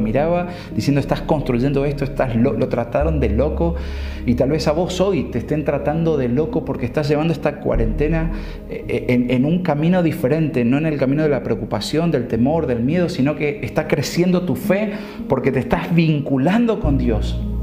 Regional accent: Argentina; como decimos nosotros aquí en Argentina

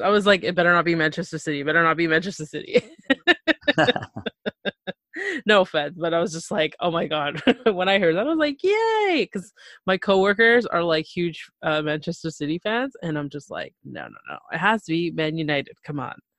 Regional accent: Toronto, Ontario, Canada; I'm from Toronto, Canada

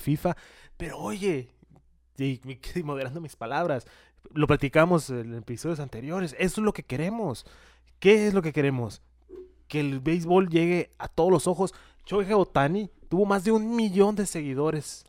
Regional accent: Mexico; Nosotros como mexicanos

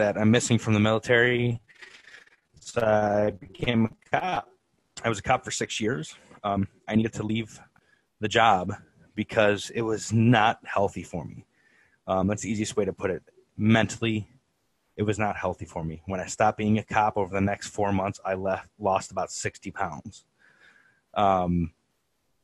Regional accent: Cleveland, Ohio, United States; also born or lived in Mentor, Ohio; I was born and raised in Cleveland, Ohio

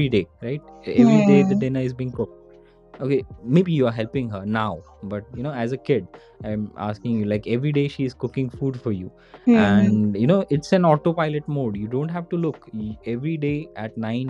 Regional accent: India; as an Indian kid

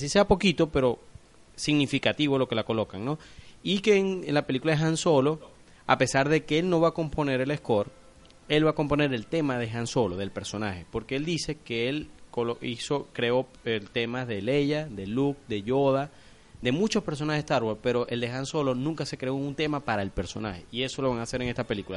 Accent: Venezuela; como decimos aquí en Venezuela

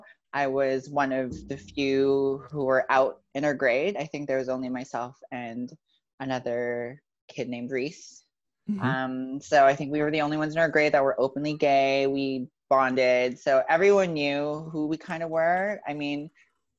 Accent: Philippines; So growing up, I grew up in the Philippines

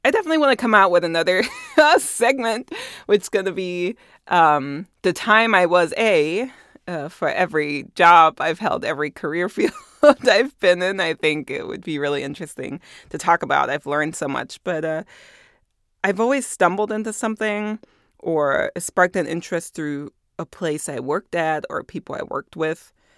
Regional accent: Germany; moved away; I was born and raised in Germany

